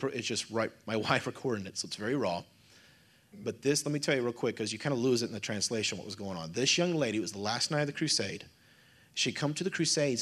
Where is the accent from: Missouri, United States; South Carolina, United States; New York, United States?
Missouri, United States; I'm from Missouri